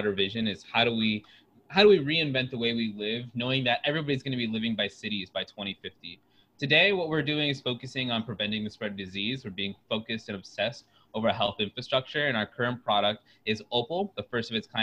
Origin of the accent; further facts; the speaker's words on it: Oviedo, Florida, United States; now in Chicago, United States; I'm from Oviedo, Florida. It's a small town out of Orlando.